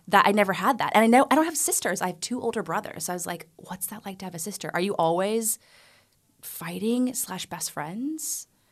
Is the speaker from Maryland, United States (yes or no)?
no; Amarillo, Texas, United States; moved away; I grew up in the Bible Belt of Texas, like the part that nobody goes to.